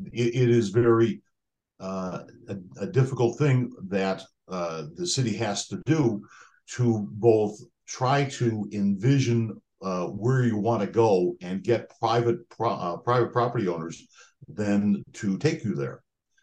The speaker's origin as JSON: {"language": "English", "town": "Highland Park", "region": "Illinois", "country": "United States", "tie": "born or raised there", "lives_now": "Lake Forest, United States", "said": "I grew up in Highland Park, and Highland Park is today much more of an urban downtown than right. It was when I was growing up there."}